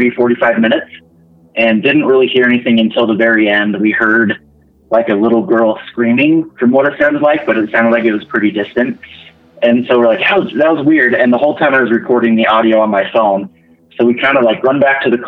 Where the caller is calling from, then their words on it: Utah, United States; calling from Utah